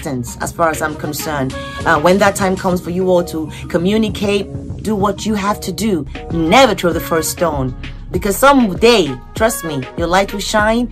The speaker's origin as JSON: {"language": "English", "region": "Lagos", "country": "Nigeria", "tie": "born or raised there", "moved": "yes", "lives_now": "United States", "said": "I was born in Surulere"}